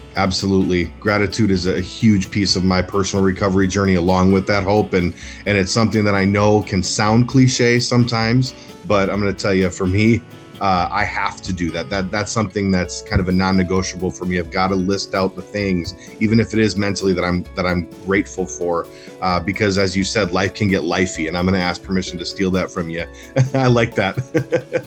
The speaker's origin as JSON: {"language": "English", "town": "Minneapolis", "region": "Minnesota", "country": "United States", "tie": "born or raised there", "said": "I'm born and raised in, in North Minneapolis"}